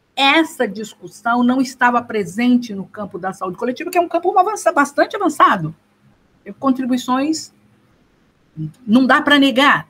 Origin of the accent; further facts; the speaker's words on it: São Paulo, Brazil; Eu nasci, fui nascida e criada na cidade de Dutra, Interlagos